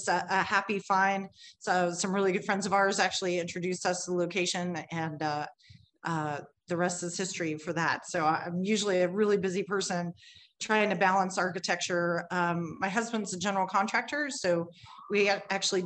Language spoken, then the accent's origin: English; Cincinnati, Ohio, United States; now in Kentucky, United States; I'm originally from Cincinnati. I was born in Cincinnati.